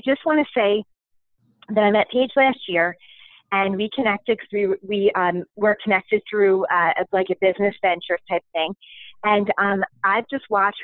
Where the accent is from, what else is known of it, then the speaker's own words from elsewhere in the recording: Philadelphia, Pennsylvania, United States; I'm from Philly